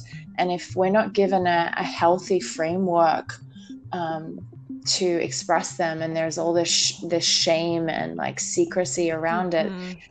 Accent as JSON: {"language": "English", "country": "Australia", "moved": "as an adult", "lives_now": "United States", "said": "I'm from Australia, if you're curious about my accent"}